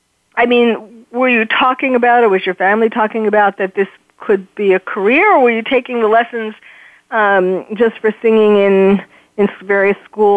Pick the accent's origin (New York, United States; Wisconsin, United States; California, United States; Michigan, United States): New York, United States; I was born and raised in New York.